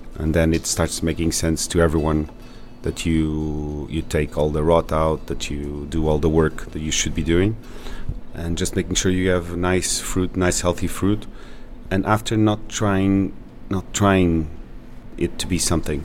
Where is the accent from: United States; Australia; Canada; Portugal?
Portugal; São Miguel, Azores; I'm from San Miguel